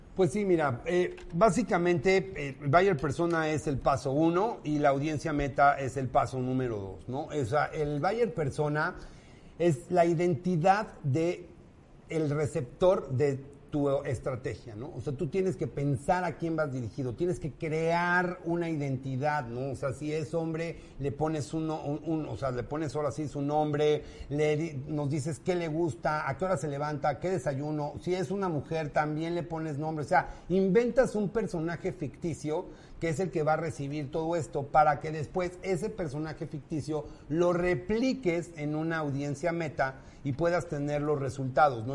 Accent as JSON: {"language": "Spanish", "region": "Mexico City", "country": "Mexico", "tie": "born or raised there", "said": "Soy de aquí, de la CDMX, DF, Chilaquil, Forever and Ever. Aquí nací y aquí me moriré."}